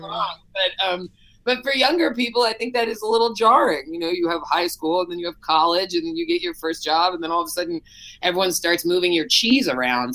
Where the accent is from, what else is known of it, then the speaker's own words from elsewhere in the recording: Berkeley, California, United States; I grew up in Berkeley, so just across the bay